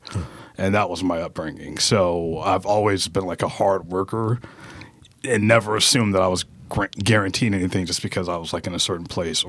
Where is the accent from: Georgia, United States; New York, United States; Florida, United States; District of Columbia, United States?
Georgia, United States; Atlanta; also born or lived in Pittsburgh; now in Baltimore, United States; grew up in Atlanta. And I mean, obviously, when people say Atlanta, it's like the whole metro, right? So I grew up in what is DeKalb County, very middle-class black area.